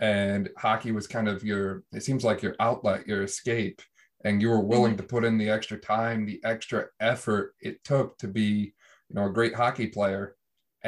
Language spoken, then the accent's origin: English; Northeastern Pennsylvania, United States; I'm from Northeastern PA